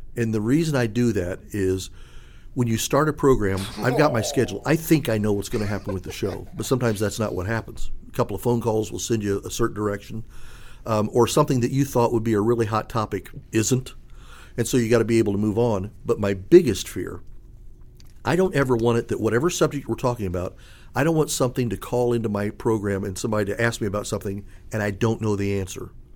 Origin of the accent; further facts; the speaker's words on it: Indianapolis, Indiana, United States; I'm from Indianapolis